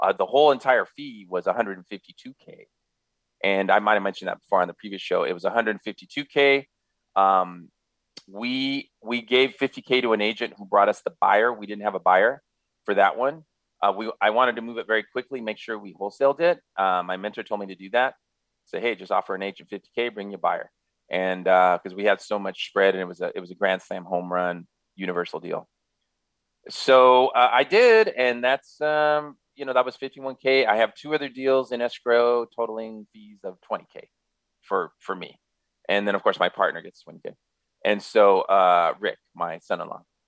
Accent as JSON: {"language": "English", "area": "San Gabriel Valley", "region": "California", "country": "United States", "tie": "born or raised there", "also_born_or_lived": "Los Angeles", "said": "was born in LA, uh, grew up in the San Gabriel Valley"}